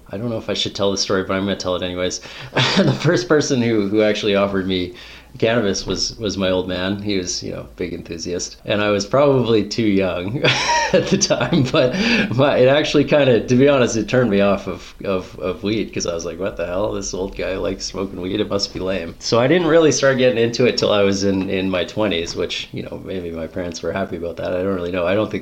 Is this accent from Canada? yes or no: yes; Smithers, British Columbia, Canada; I grew up in Smithers, BC, where I'm coming to you from now.